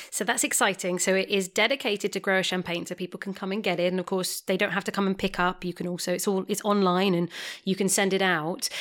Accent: England, United Kingdom; I am English

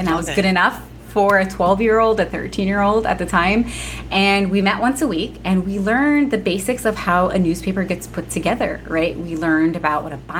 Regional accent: New Jersey, United States; My siblings and I were all born and raised in Jersey

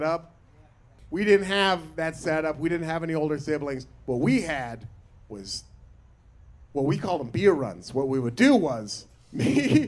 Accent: Portland, Oregon, United States; born or raised there

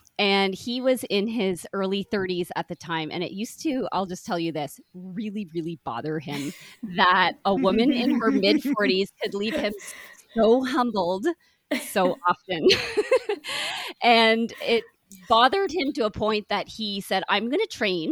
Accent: Brockville, Ontario, Canada; moved away; my hometown of Brockville, Ontario

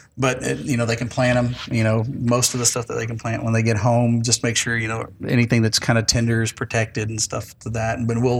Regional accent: South Texas, United States; I'm from South Texas.

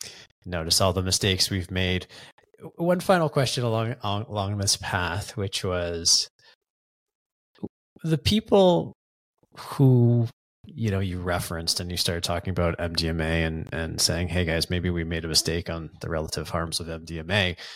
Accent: Canada; I'm Canadian

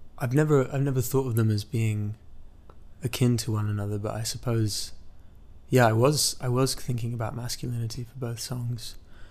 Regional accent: Midwest, United States; this tragedy that had happened in my hometown, where I was born in the Midwest, believe it or not.

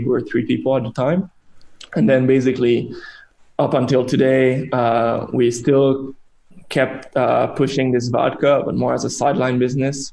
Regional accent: Canada; now in China; our roots as Canadian

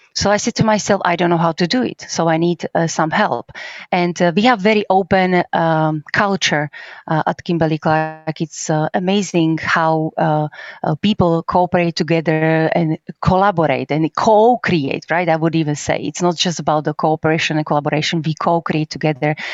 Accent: Slovakia; English is a second language; now in Krakow, Poland; I'm from Slovakia. I actually was born very close to Polish border.

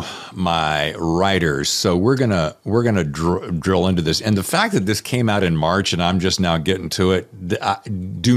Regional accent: Winston-Salem, North Carolina, United States; moved away as an adult; also born or lived in Charlotte, North Carolina; now in New York, United States; I was born in Winston-Salem

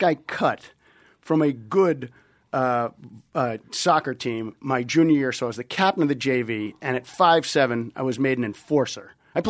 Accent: Brookline, Massachusetts, United States; We come from the Boston suburbs.

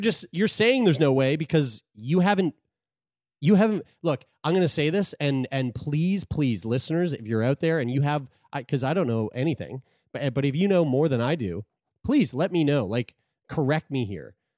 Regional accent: Sackville, Nova Scotia, Canada; Community Health Center in Sackville, my hometown.

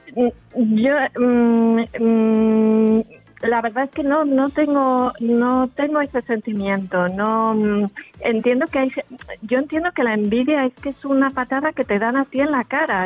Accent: Madrid, Community of Madrid, Spain; accent: Spanish; moved away as an adult; now in Andalusia, Spain; yo soy de Madrid

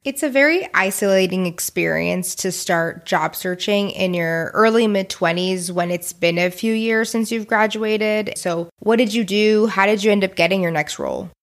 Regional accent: Houston, Texas, United States; We're both from Houston.

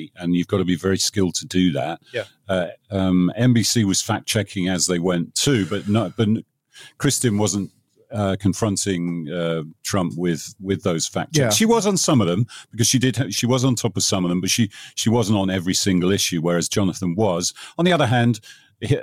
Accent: England, United Kingdom; now in United States; I'm English

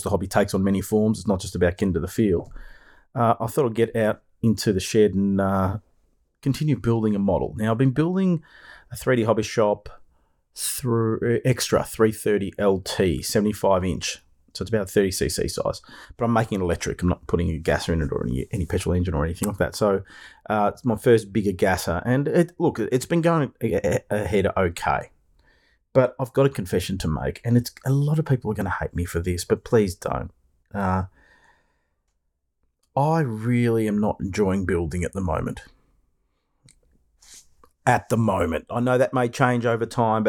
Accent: Melbourne, Victoria, Australia; I'm coming to you from the land down under, Melbourne, Australia

